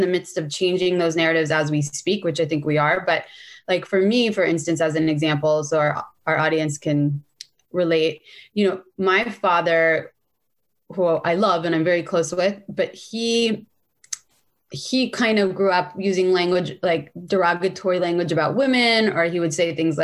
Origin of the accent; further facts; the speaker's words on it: San Francisco, California, United States; And I grew up in San Francisco.